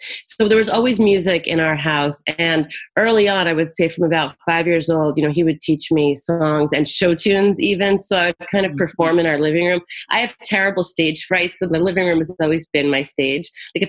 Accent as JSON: {"language": "English", "region": "Florida", "country": "United States", "tie": "born or raised there", "also_born_or_lived": "South America", "said": "And then I grew up in South Florida after South America."}